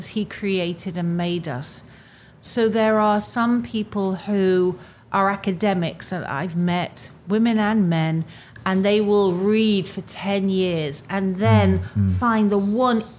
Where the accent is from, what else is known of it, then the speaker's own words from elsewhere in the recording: England, United Kingdom; I'm an English person